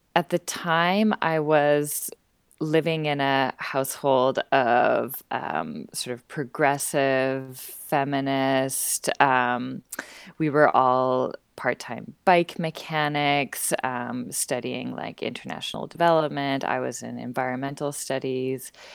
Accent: Vancouver, British Columbia, Canada; moved away as an adult; now in Montreal, Canada; I'm originally from Vancouver, born and raised on the west coast of Canada

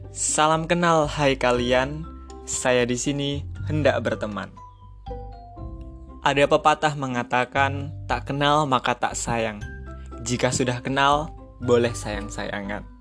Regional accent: Metro, Lampung, Indonesia; Asal saya dari kota Metro Lampung. Umur saya delapan 18 tahun.

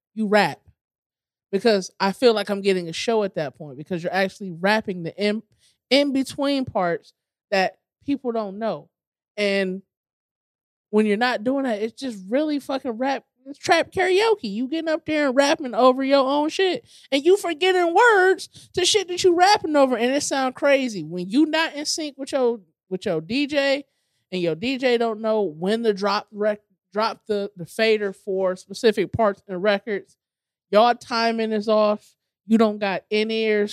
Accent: Cleveland Heights, Ohio, United States; born or raised there

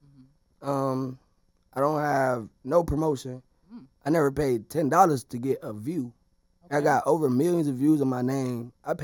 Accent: Cleveland, Ohio, United States; moved away; Cleveland, Ohio.

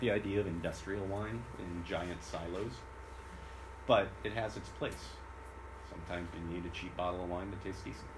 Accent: California, United States; a Californian

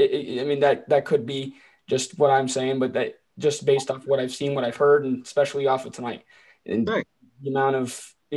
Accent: Florida, United States; now in Toledo, United States; No, I'm from Florida.

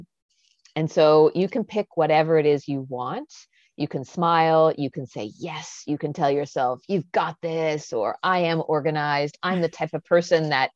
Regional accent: Canada; I'm Canadian

